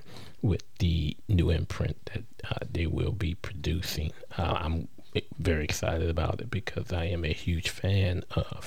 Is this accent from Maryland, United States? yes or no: no; New Orleans, Louisiana, United States; the Crescent City, which is my hometown